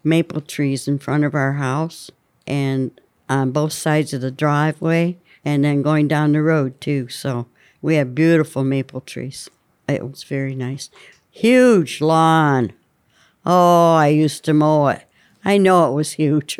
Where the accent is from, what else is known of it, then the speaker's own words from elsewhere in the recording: Jamestown, Pennsylvania, United States; also born or lived in Buckeye, Pennsylvania; Jamestown and Buckeye.